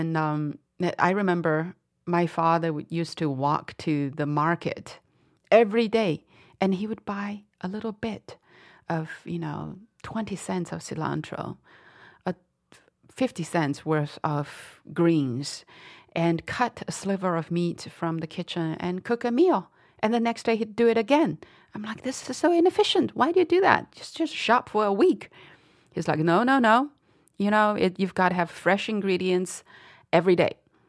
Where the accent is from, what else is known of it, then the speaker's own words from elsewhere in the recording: Dali, Yunnan, China; moved away; What a wacky way to see my hometown, I thought.